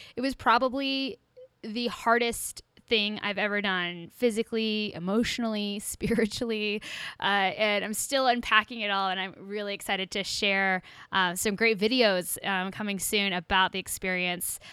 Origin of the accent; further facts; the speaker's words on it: Kansas, United States; Growing up in Kansas